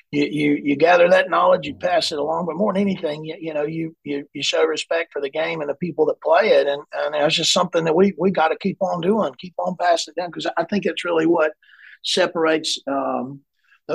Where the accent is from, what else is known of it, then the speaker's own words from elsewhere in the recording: South Carolina, United States; also born or lived in Chattanooga, Tennessee; I grew up in South Carolina, maybe second grade through high school, my family is all from the Chattanooga, Tennessee area.